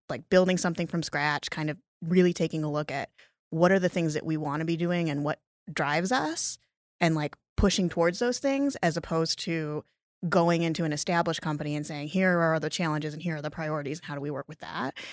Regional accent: Lake Geneva, Wisconsin, United States; moved away as an adult; also born or lived in New York City; I was born in Lake Geneva, Wisconsin, um, a town of, at the time, about five thousand people

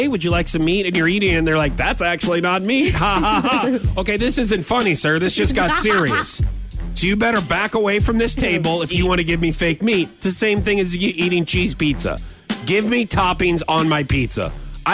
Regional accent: United States; I'm American

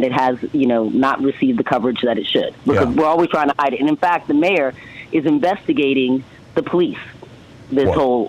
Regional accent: Cambridge, Massachusetts, United States; moved away; also born or lived in Cape Cod, Massachusetts / Boston, Massachusetts / California; Well, I grew up in Cambridge. And I worked in Harvard Square.

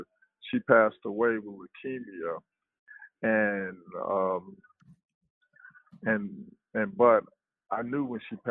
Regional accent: Los Angeles, California, United States; also born or lived in Harlem, New York; I'm a kid from Harlem, New York, and my mother and my father moved to Los Angeles expecting to raise me in a better position. And I wind up living in Watts

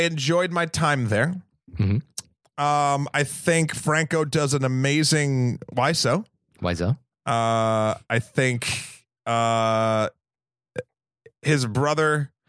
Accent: New England, United States; in a room, not a rum, because I'm from New England.

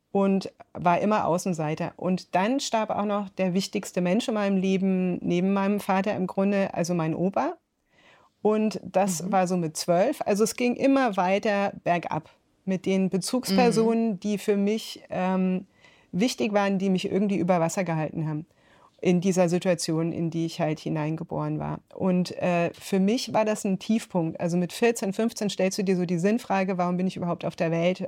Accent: rural Bavaria, Germany; also born or lived in North Rhine-Westphalia; Also ich bin in Nordrhein-Westfalen geboren, äh, dann ist meine Mutter, die eben aus Bayern kam, mit uns nach der Scheidung zurück, also nach der Trennung, zurück mhm. nach Bayern aufs Land

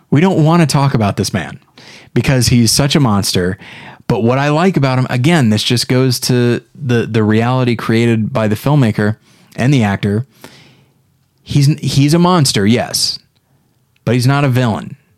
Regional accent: Taft, California, United States; moved away; When I returned back as a grown-up, I was astonished at how tiny my hometown

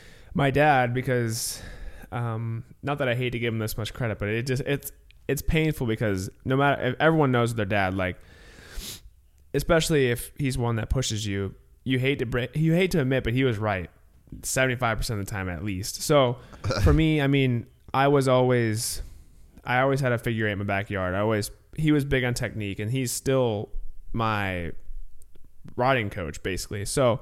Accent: California, United States; because I definitely didn't have the normal growing up in California.

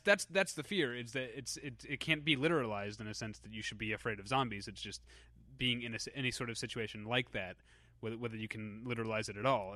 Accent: Missouri, United States; moved away as an adult; also born or lived in Chicago; I'm from the Missouri part of Missouri

